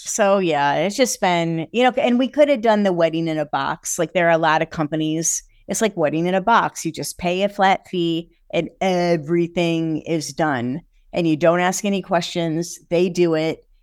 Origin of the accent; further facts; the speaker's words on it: Michigan, United States; I'm from Michigan